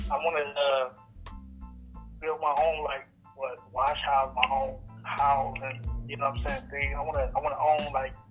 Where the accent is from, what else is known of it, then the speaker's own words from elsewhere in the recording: Los Angeles, California, United States; also born or lived in upstate New York; one half … and …, man. I'm from South Central LA.